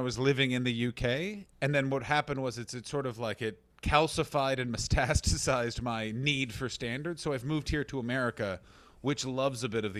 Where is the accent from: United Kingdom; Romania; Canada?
Canada; No, I'm from Canada, so we don't have that madness.